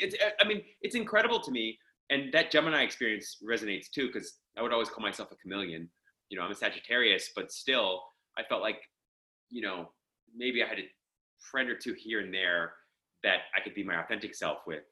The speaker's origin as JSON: {"language": "English", "town": "Pittsburgh", "region": "Pennsylvania", "country": "United States", "tie": "born or raised there", "also_born_or_lived": "Philadelphia / Miami / Los Angeles", "moved": "as an adult", "said": "I grew up in Pittsburgh."}